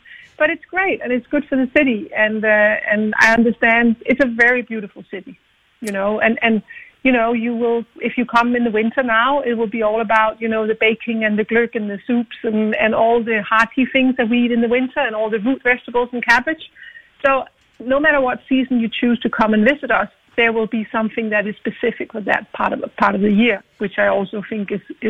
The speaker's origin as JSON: {"language": "English", "town": "Copenhagen", "region": "Capital Region of Denmark", "country": "Denmark", "tie": "born or raised there", "said": "I love my hometown"}